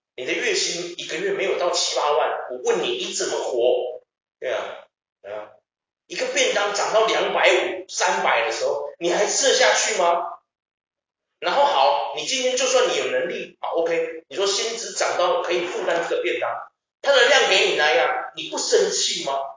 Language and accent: Chinese; Taiwan; 我们台湾人